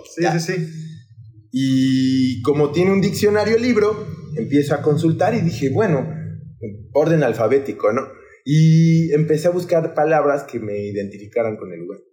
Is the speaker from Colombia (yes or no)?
no; Mexico City, Mexico; now in Papantla de Olarte, Mexico; soy originario de la Ciudad de México. En especial soy del lugar, eh, bueno, yo siempre se lo comento a la bandita, soy del lugar donde abundan los coyotes, que es Coyoacán